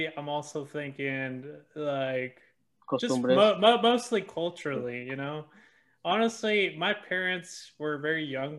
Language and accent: English; Cookeville, Tennessee, United States; Whenever I grew up in Cookeville, it was only me and Ed that were like the only like Hispanic people here in Cookeville.